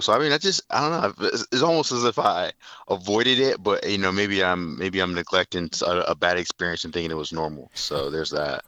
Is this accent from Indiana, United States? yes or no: yes; Fort Wayne, Indiana, United States; moved away as an adult; also born or lived in Nebraska; now in Indianapolis, United States; I'm from Fort Wayne, Indiana, born in the late 80s.